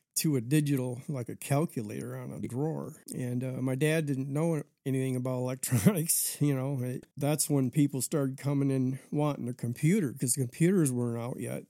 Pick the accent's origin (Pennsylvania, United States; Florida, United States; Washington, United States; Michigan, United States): Michigan, United States; Lansing; also born or lived in Alaska; I was born in Lansing, Michigan. 1959 and went straight to Alaska after